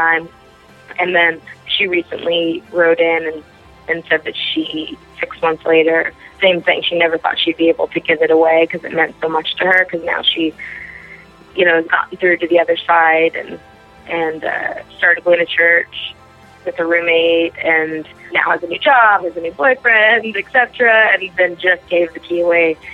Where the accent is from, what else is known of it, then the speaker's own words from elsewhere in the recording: Beverly Hills, California, United States; I grew up in Beverly Hills. I went to Beverly Hills High School